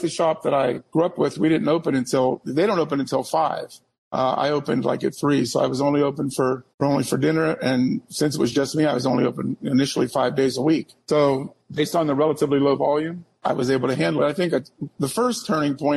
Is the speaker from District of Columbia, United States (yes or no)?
no; Pittsburgh, Pennsylvania, United States; moved away as an adult; now in Erie, United States; a shop I grew up with back in Pittsburgh